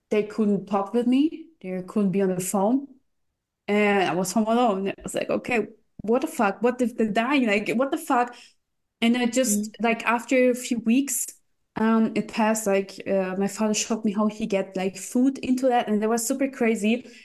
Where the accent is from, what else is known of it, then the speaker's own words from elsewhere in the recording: Russia; English is a second language; Because we came from Russia, we did my my parents did a lot for me and I couldn't give something back.